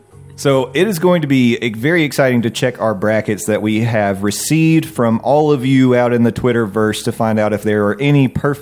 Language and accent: English; the South, United States; we are from the South.